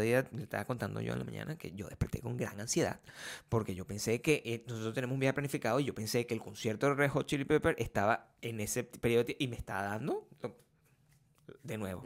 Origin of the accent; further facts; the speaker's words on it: Venezuela; moved away; el país de donde yo vengo